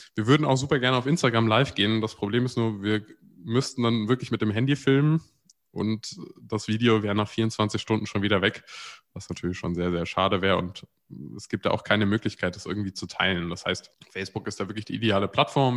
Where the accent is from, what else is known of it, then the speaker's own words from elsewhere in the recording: near Frankfurt, Hesse, Germany; Ich bin in der Nähe von Frankfurt aufgewachsen